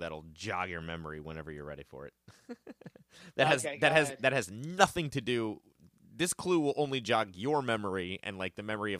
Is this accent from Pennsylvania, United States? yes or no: no; Livingston, New Jersey, United States; the Ritz Diner is where I grew up going in Livingston, New Jersey.